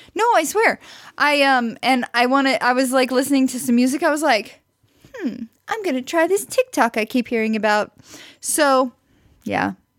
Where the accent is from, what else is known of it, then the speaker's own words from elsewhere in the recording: Branson, Missouri, United States; I grew up in, near Branson, Missouri. I was born in Branson, Missouri.